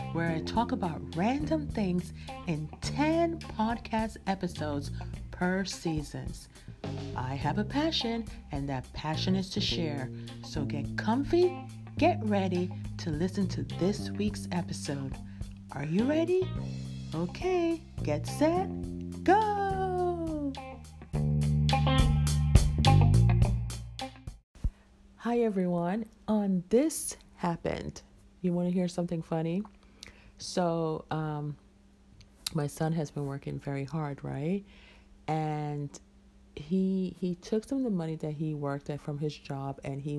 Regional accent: Jamaica; I'm Jamaican

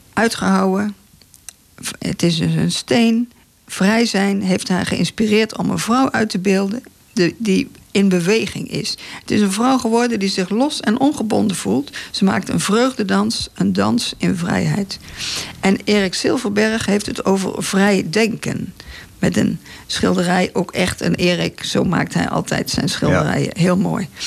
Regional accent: Breda, North Brabant, Netherlands; Ik kom uit Breda, wij hebben daar geen water.

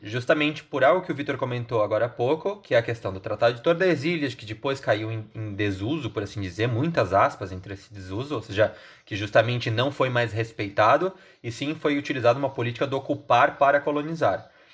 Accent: Santa Catarina, Brazil; eu, como um bom catarinense

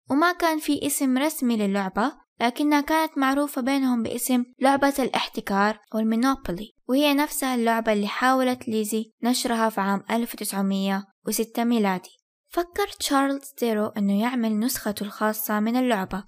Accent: Saudi Arabia; عندنا في السعودية

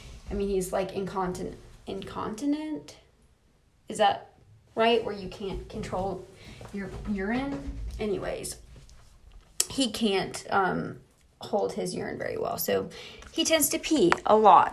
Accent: United States; accent: American; my American ass accent

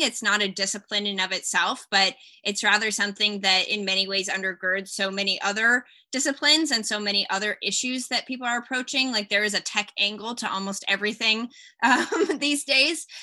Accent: Austin, Texas, United States; also born or lived in California; growing up in Texas, I had opportunities, especially in Austin

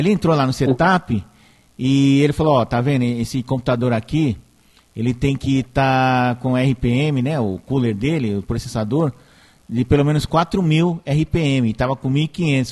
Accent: São Caetano do Sul, São Paulo, Brazil; quando eu era criança, lá no São Caetano

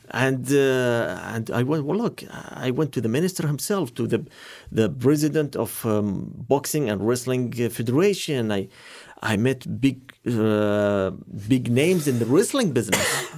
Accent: Qatar; I'm from Qatar.

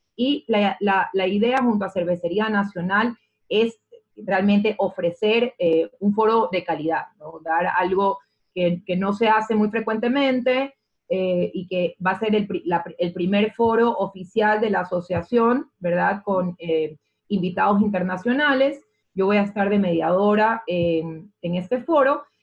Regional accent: Ecuador; quiénes somos los ecuatorianos

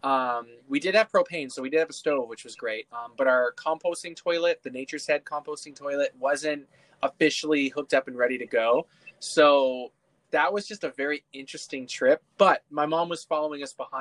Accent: Oshawa, Ontario, Canada; moved away as an adult; now in United States; born and raised in Canada

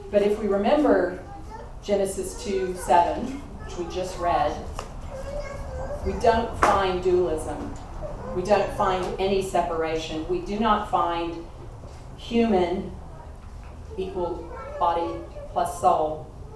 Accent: Kentucky, United States; moved away; we're from Kentucky

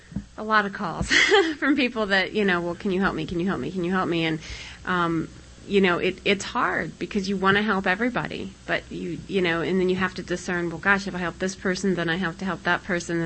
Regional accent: Colorado, United States; moved away; I'm from Colorado

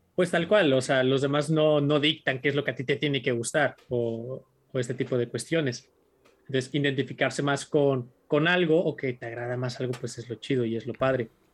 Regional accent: Tijuana, Baja California, Mexico; yo soy primera generación de Tijuana dentro de mi familia

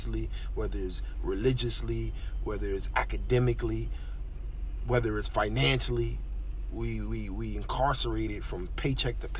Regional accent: Philadelphia, Pennsylvania, United States; moved away as an adult; now in Pennsauken, United States; I currently reside in Pensauken, New Jersey. I mean, I was raised in West Philadelphia, North Philadelphia, all around the city.

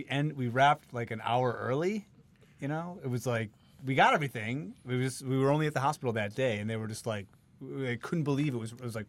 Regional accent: Chicago, Illinois, United States; near where I grew up in Chicago.

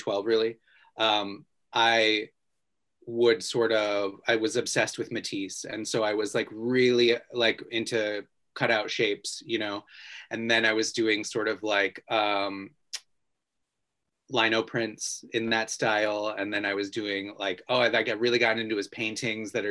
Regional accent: Ohio, United States; I grew up in Ohio

